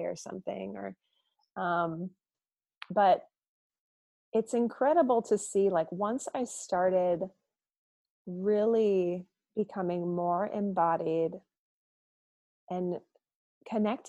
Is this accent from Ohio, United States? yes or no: no; Wisconsin, United States; moved away as an adult; also born or lived in Portland; being that I'm from Wisconsin, it's very strong drinking culture here. And I grew up drinking pretty young